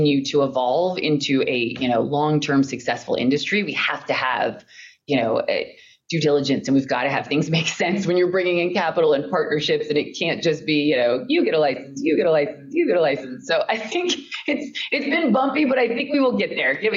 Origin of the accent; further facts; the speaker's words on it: Colorado, United States; moved away; I'm from Colorado originally